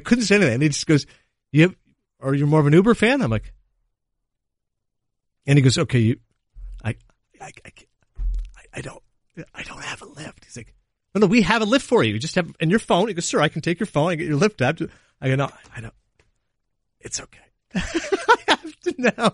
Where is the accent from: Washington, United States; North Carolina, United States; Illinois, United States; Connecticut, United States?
Connecticut, United States; I'm from Connecticut